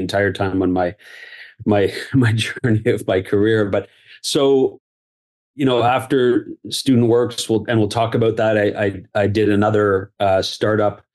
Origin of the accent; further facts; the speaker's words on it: Barrie, Ontario, Canada; So born and raised in Barrie, went to school at Laurier.